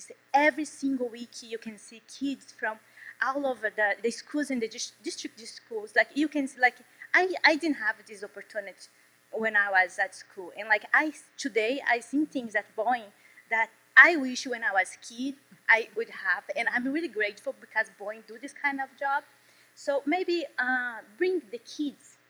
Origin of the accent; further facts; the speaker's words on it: Brazil; English is a second language; moved away as an adult; also born or lived in Washington, D.C.; now in South Carolina, United States; when I first come over here to US, it was like 6 years ago from Brazil